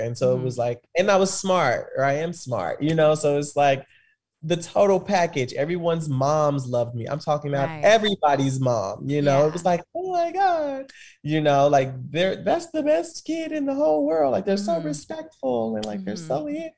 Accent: Kansas City, Missouri, United States; I grew up in Kansas City, Missouri

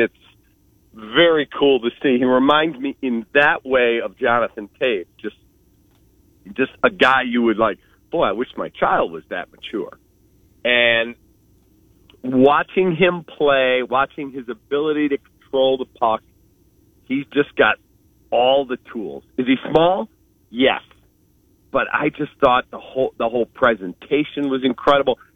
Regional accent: Skokie, Illinois, United States; I grew up in Skokie, Illinois.

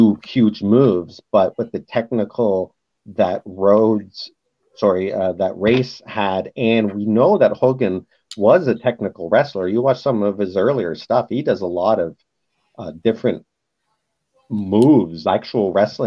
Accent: London, Ontario, Canada; in my hometown

